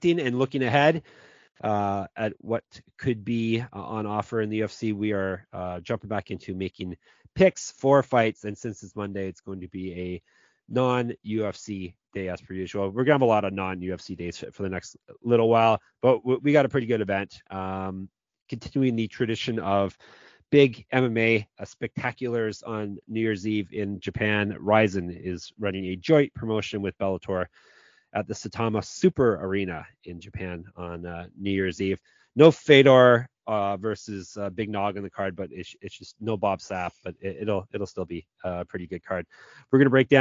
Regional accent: Canada; I'm the Canadian of the show

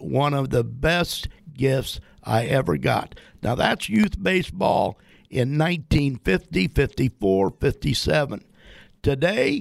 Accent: Winchester, Illinois, United States; my hometown of Winchester, Illinois, didn't have baseball

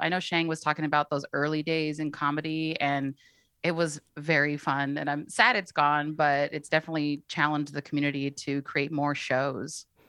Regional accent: East Bay, California, United States; I'm born and raised in the East Bay

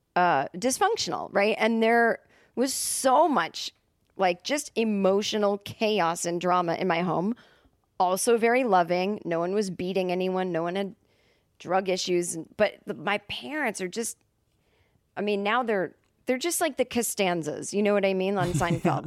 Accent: Massachusetts, United States; now in Los Angeles, United States; growing up in Massachusetts where everything is just so old

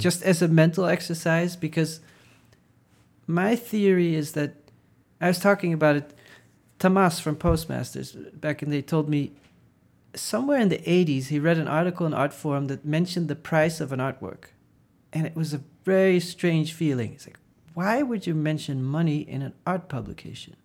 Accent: Netherlands; moved away; I grew up in the Netherlands

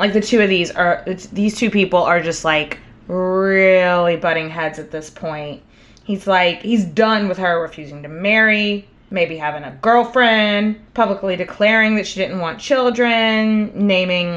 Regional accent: Texas, United States; As a Texan

